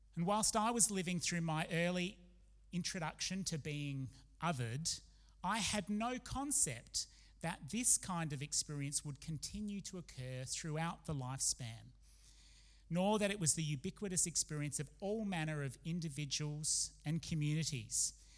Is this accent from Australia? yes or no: yes; Adelaide, South Australia, Australia; also born or lived in Oxford, United Kingdom; when we moved from Australia to live in Oxford in the UK for a time